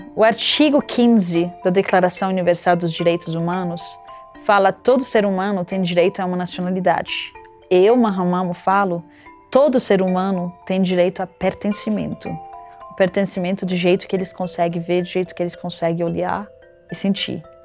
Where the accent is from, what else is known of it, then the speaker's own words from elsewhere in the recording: Lebanon; moved away as an adult; now in Brazil; Eu nasci no Líbano